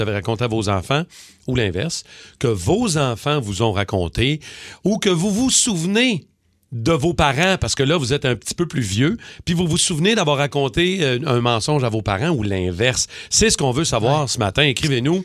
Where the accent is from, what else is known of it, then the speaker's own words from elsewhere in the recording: Chicoutimi, Quebec, Canada; je viens de Chicoutimi